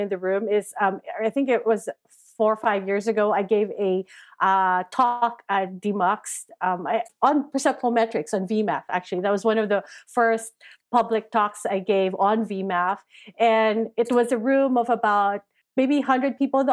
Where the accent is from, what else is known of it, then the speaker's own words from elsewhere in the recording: Philippines; I grew up in the Philippines.